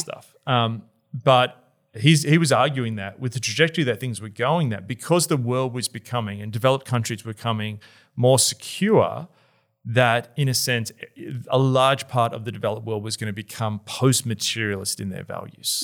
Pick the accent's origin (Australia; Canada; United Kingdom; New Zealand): Australia; also born or lived in Melbourne; as an Australian who lives in Melbourne